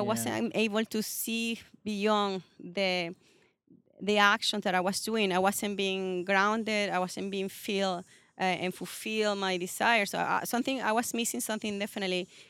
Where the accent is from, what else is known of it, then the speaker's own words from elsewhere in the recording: Venezuela; accent: Latin; English is a second language; moved away as an adult; also born or lived in California, United States / Chicago, United States / Sydney, Australia; now in Toronto, Canada; I'm actually from Venezuela.